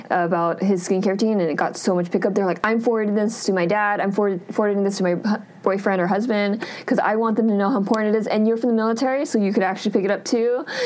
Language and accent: English; California, United States; we're both from California, so it's pretty crazy to have met halfway across the world in Korea.